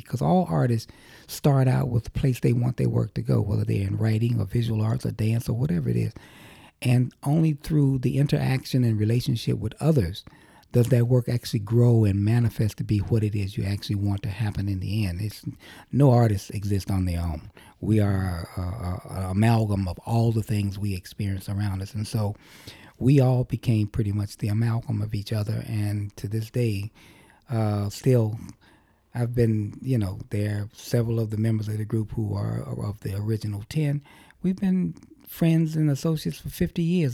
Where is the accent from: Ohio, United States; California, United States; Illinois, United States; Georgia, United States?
Illinois, United States; Chicago; growing up in Chicago